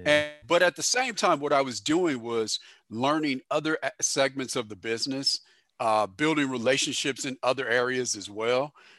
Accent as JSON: {"language": "English", "town": "St. Louis", "region": "Missouri", "country": "United States", "tie": "born or raised there", "also_born_or_lived": "Southern California", "said": "I wanted to be growing up born in St. Louis, did some growing up in Southern California as well."}